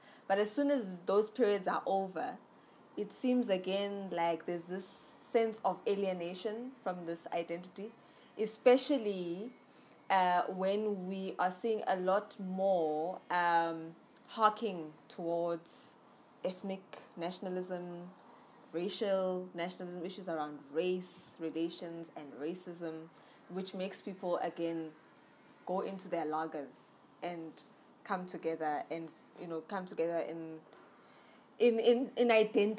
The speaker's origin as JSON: {"language": "English", "country": "South Africa", "said": "I have that burning feeling of not being settled in who I am as a South African"}